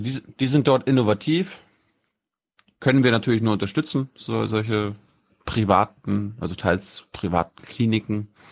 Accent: Mecklenburg-Vorpommern, Germany; die Uniklinik Rostock die wichtigste, das wichtigste Krankenhaus in meinem, meinem Heimatland ist

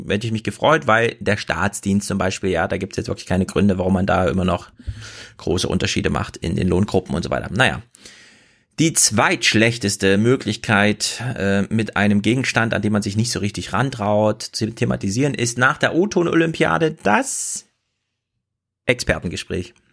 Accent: East Germany, Germany; now in Frankfurt, Germany; ich bin ja Ossi

